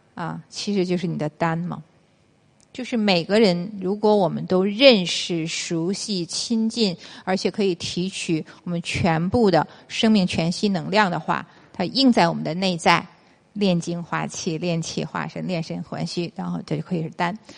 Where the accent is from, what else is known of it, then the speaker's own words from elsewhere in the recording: China; 我是中国人嘛